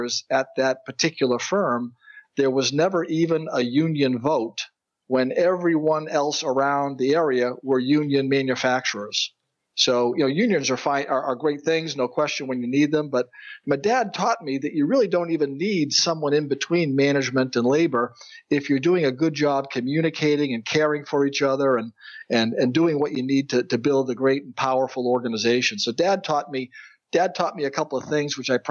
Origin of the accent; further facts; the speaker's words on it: central Massachusetts, United States; I was blessed to grow up in Massachusetts, in the central part of the state, the oldest of three